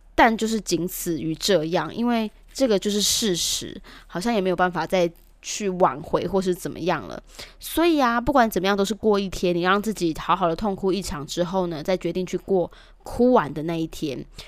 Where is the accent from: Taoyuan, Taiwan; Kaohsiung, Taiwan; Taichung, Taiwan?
Taichung, Taiwan; 我们台中人也练就了独特的技能